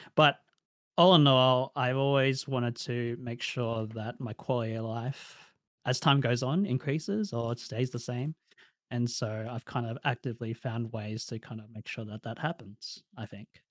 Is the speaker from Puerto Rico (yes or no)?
no; Australia; accent: Australian; I grew up in a rural area of Australia, a regional area of Australia